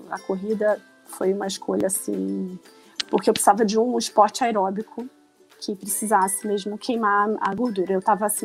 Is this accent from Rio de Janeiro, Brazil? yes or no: yes; Rio de Janeiro, Brazil; now in São Paulo, Brazil; Mas eu moro em São Paulo há 15 anos, mas não perco sotaque. E engraçado, quando eu vou pro Rio, o pessoal fala que eu já perdi o sotaque de carioca